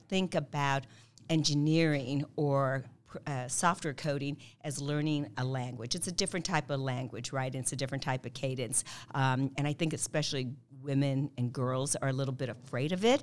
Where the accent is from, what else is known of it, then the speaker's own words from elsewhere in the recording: Kansas City, Missouri, United States; also born or lived in Azores, Portugal / Mallorca, Spain; I'm a Kansas City girl. I've been here since the early seventies